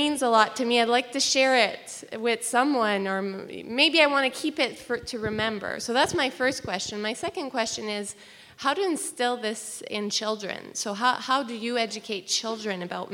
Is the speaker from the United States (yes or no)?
no; New Brunswick, Canada; now in Ottawa, Canada; I'm originally from New Brunswick, but I've been living in Ottawa for about 10 years now